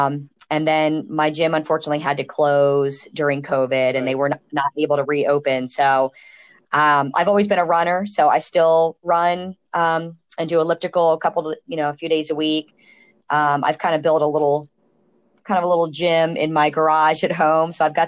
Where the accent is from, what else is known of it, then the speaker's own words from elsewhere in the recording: Chesapeake Bay, United States; Yeah, I grew up on the Chesapeake Bay, and of course now living here at the beach, I don't think I could be landlocked anywhere ever.